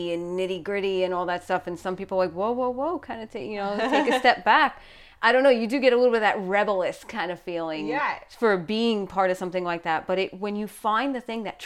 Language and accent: English; New York, United States; accent: New York; my New York accent